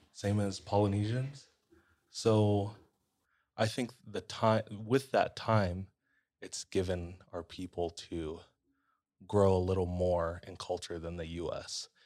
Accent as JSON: {"language": "English", "region": "Hawaii", "country": "United States", "said": "how long we've been here as a Hawaiian"}